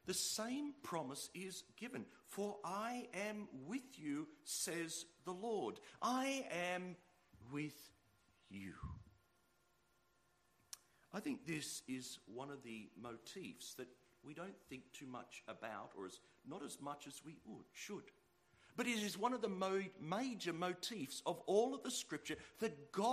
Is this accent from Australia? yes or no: yes; Sydney, New South Wales, Australia; I'm from Sydney